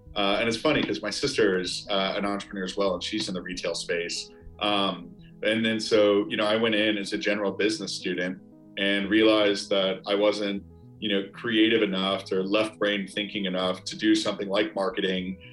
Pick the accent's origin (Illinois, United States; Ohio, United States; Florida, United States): Illinois, United States; outside of Chicago; now in New York, United States; I've got a group of friends that I grew up with outside of Chicago